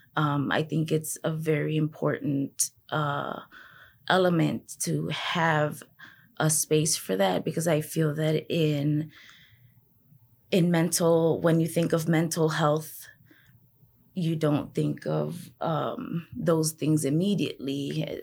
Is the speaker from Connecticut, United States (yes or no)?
no; Chicago, Illinois, United States; born and raised in Humboldt Park